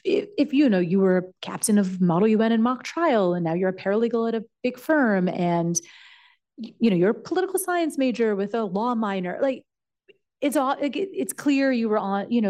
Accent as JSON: {"language": "English", "country": "Canada", "also_born_or_lived": "United States", "moved": "as an adult", "said": "I'm Canadian and I went to college in the United States."}